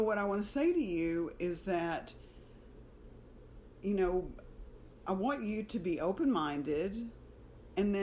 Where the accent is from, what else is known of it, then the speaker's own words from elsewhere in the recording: Alabama, United States; moved away as an adult; now in Houston, United States; I was raised in Alabama